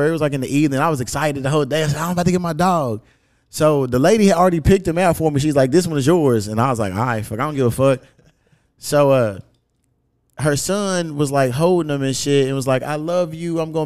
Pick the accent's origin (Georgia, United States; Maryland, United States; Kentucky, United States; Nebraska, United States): Kentucky, United States; Louisville; the hood where I grew up out in Newburgh